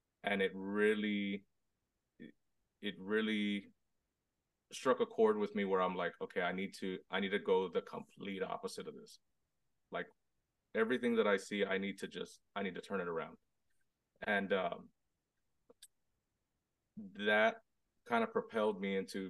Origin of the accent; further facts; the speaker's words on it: Robstown, Texas, United States; I'm from Robstown, Texas, Hispanic, born and raised, super small town, right outside Corpus Christi